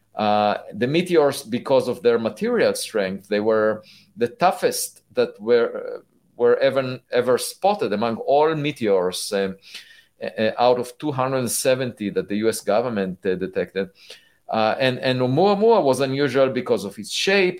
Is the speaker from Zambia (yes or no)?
no; Israel; I was born in Israel